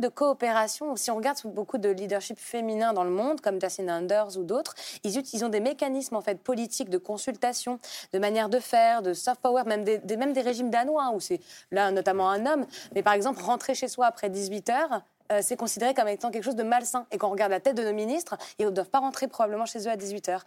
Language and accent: French; Paris, Île-de-France, France; je suis née à Paris, j'ai grandi à Paris